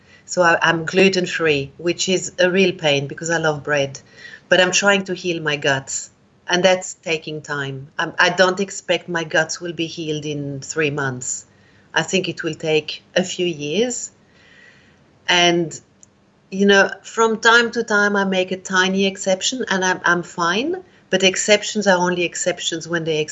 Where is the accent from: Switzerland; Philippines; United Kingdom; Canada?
Switzerland; also born or lived in India; now in Australia; I'm from Switzerland originally, but I came to Australia